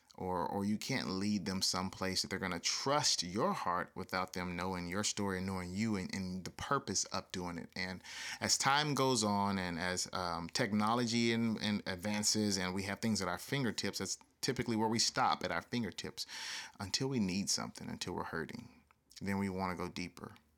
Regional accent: the South, United States; I grew up in the South

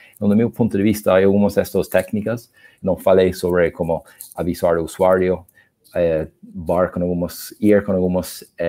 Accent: Ireland; Portuguese is a second language; also born or lived in Argentina; now in Brazil; como vocês podem perceber pelo sotaque, eu não sou do Brasil, eu sou da Irlanda

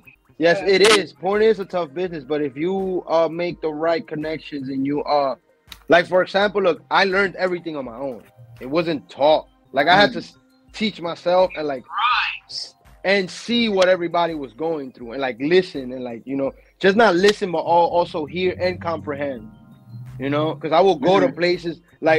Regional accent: New York, United States; Because I'm from New York. New York is not known for porn unless it's LGBT.

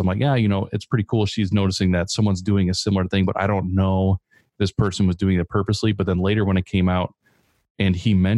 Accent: Chicago, Illinois, United States; moved away; also born or lived in Grand Rapids area, Michigan; I'm from Chicago

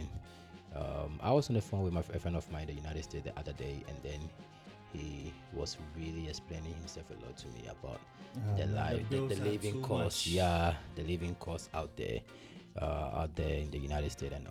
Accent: Western Region, Ghana; moved away as an adult; also born or lived in Kumasi, Ghana / Accra, Ghana; now in China; I lived in Kumasi for a couple of years, and then we relocated back to Pristia, that's in the Western region. Yeah, to live with our mom. Yeah, so that's where I've been my entire life

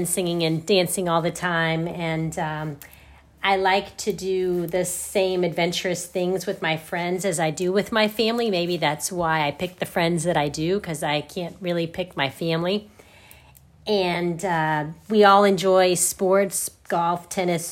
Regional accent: Cypress, Texas, United States; moved away as an adult; also born or lived in Long Island, New York / Oklahoma / Hawaii / New York City; My hometown was Cypress, Texas, north of Houston.

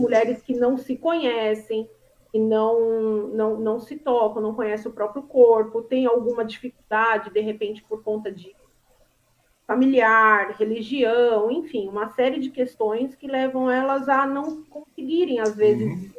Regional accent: São Bernardo do Campo, São Paulo, Brazil; Eu sou de São Bernardo do Campo

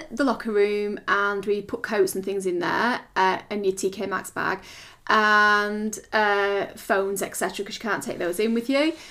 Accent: United Kingdom

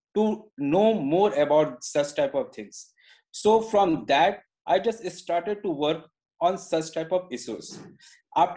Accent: India; English is a second language; I am an Indian, maybe little bit I am not good enough English as you are

